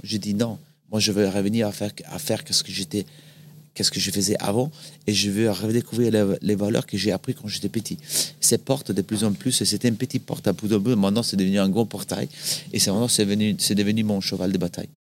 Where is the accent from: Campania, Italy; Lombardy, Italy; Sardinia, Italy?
Lombardy, Italy; Salò; French is a second language; moved away as an adult; also born or lived in France; je suis né dans une ville un peu. Euh, que ça fait un peu bizarre qu'on en apprenne ça. C'est Salo. C'est pas Salo. C'est Salo, S-A-L-O, avec l'accent, il y a très très longtemps, en 1976. Euh, c'est à côté du lac de Gardes. Du coup, une belle région, euh, région des lacs, qui est proche de la montagne en hiver, proche de, la mer en été. C'est là justement que j'ai grandi